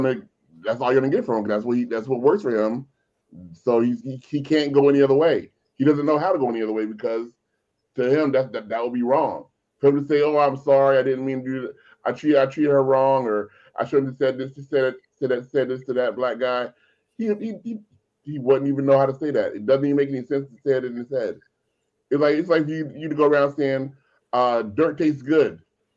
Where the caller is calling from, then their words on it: North Hollywood, California, United States; I'm in North Hollywood, California, so I don't know where I'm at.